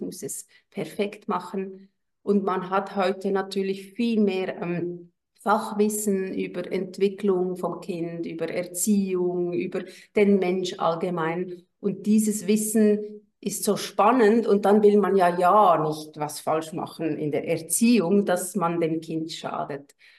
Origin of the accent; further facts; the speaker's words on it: Switzerland; Ich bin aus der Schweiz